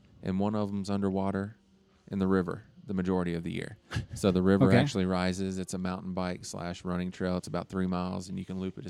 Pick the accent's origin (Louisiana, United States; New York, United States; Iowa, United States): Louisiana, United States; accent: Louisiana twang; moved away as an adult; now in Salt Lake City, United States; Growing up in Louisiana